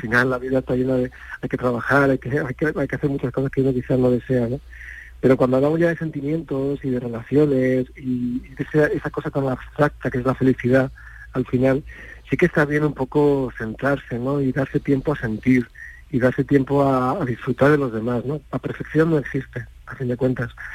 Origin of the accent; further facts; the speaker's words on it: Córdoba, Andalusia, Spain; yo soy cordobés